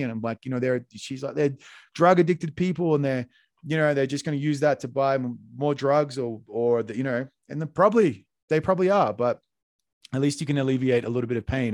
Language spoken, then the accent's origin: English; Australia; moved away; I was born in Australia